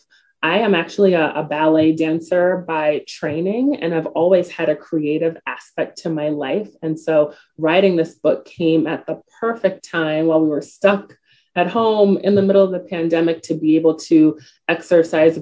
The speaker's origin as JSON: {"language": "English", "town": "New York City", "region": "New York", "country": "United States", "said": "I'm from the Bronx. So, you know, I only knew my borough"}